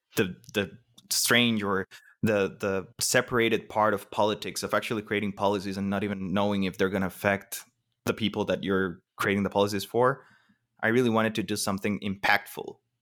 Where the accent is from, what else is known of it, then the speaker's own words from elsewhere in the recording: Costa Rica; I'm Costa Rican, born, raised, everything, but my mom isn't